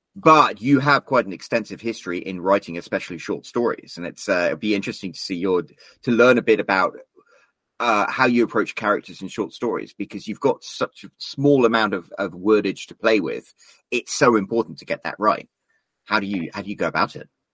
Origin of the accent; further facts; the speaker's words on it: United Kingdom; as a Brit